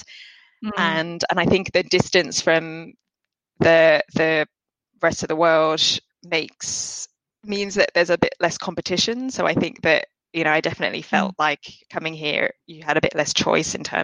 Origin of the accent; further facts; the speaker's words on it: United Kingdom; accent: English; moved away as an adult; now in Australia; UK is home. It's where I grew up